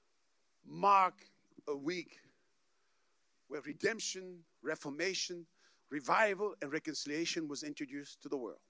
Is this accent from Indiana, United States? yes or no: no; Dallas, Texas, United States; I come from Dallas